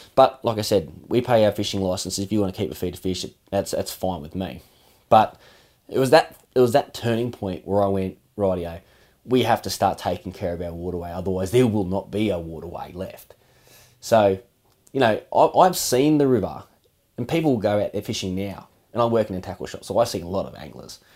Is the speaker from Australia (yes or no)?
yes; Australia; we grew up in Mara